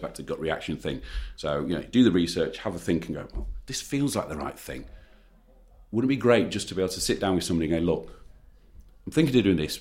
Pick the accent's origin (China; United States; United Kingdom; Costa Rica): United Kingdom; we're British